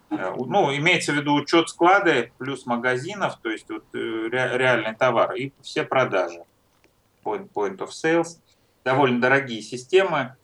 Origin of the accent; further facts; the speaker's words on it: Troitsk, Moscow, Russia; Я родился в России, в Москве